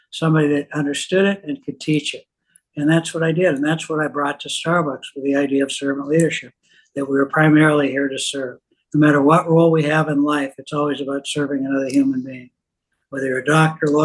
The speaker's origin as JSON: {"language": "English", "town": "Seattle", "region": "Washington", "country": "United States", "tie": "born or raised there", "said": "I was born in Seattle. My parents were both immigrants. My dad had a small mom and pop grocery store in the Seattle area. So I learned retail from a very early age"}